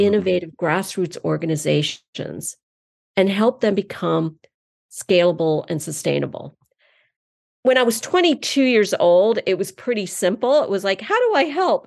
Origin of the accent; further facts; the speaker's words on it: eastern North Carolina, United States; also born or lived in Iowa City, Iowa; I was born in Iowa City, Iowa, but then brought up in eastern North Carolina, and I was brought up in the South